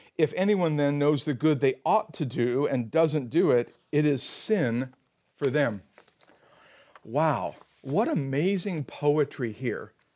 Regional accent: Silicon Valley, California, United States; moved away as an adult; now in Rocky Mountains, United States; this is our hometown. We grew up in Silicon Valley, but we've been living in the Rockies for the last three years.

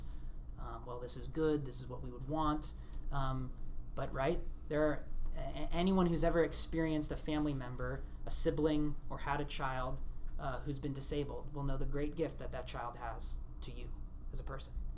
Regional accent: Portland, Oregon, United States; I'm from Portland

